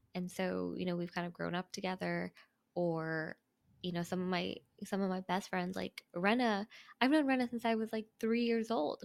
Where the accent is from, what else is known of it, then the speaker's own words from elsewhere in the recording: Cerritos, California, United States; I'm born and raised in SoCal